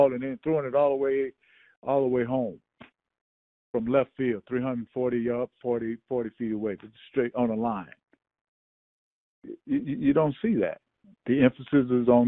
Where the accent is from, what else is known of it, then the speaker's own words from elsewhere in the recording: the South, United States; I'm from the South